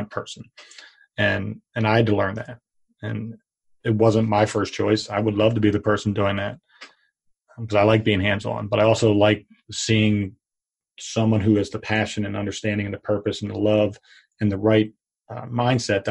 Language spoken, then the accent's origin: English; Pottstown, Pennsylvania, United States; my hometown of Pottstown